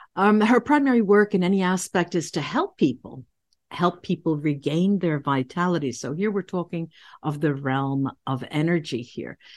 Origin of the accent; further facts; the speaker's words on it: United States; I'm, I'm an American